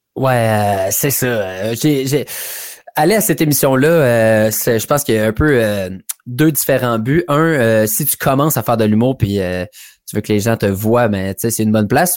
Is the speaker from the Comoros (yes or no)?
no; Hammond, Ontario, Canada; je viens de l'Est ontarien, donc ça se passe à Hammond, un peu exactement dans mon hood de jeunesse